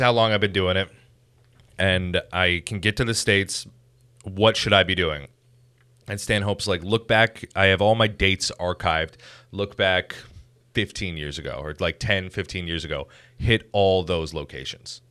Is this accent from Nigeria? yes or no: no; Chatham, Ontario, Canada; I grew up in Chatham, and, like, that place fucking sucked ass